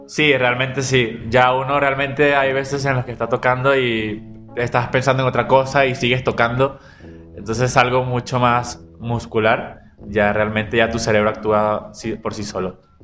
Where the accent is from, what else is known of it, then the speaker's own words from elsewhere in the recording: Venezuela; now in Guadalajara, Mexico; como venezolanos